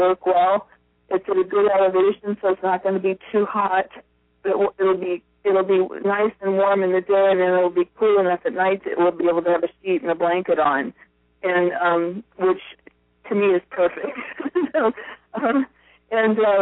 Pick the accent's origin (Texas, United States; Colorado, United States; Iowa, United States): Iowa, United States; also born or lived in Hawaii; now in Portland, United States; I grew up in a small town in Iowa